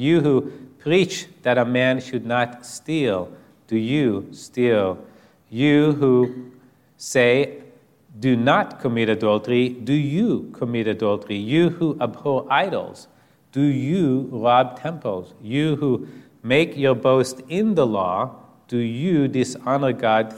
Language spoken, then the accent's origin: English; Israel; I was raised in Israel as an atheist or an agnostic.